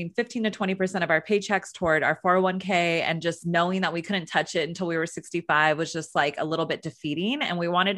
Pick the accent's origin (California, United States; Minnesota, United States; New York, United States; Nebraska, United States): California, United States; I grew up in Northern California. I graduated from Sacramento State University